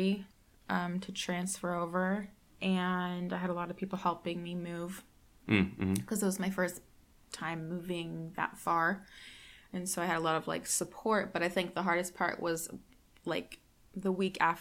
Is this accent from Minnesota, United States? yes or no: no; Santa Cruz, California, United States; moved away; I am from Santa Cruz, originally